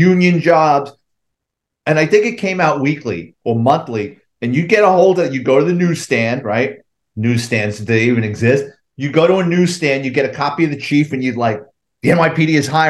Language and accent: English; New York City, New York, United States; I grew up in the Bronx, lower middle class family